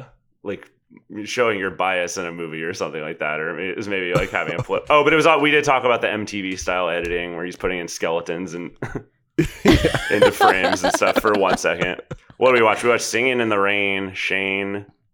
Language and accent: English; California, United States; I was growing up in Orange County, California, Southern Orange County.